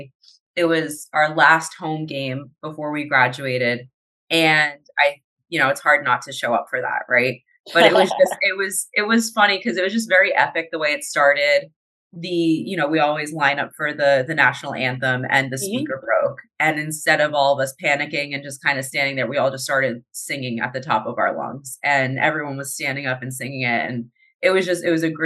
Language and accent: English; New Jersey, United States; I'm originally from New Jersey.